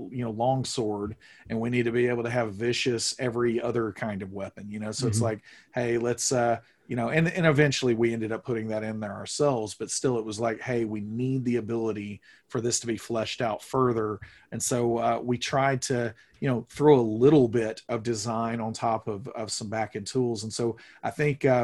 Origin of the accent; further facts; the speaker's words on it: the Bible Belt, United States; I grew up here in the Bible Belt